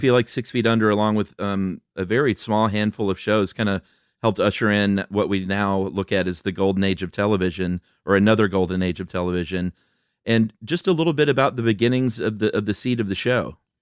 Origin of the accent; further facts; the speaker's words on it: Atlanta, Georgia, United States; moved away as an adult; also born or lived in Los Angeles; moved back to Atlanta to my original hometown together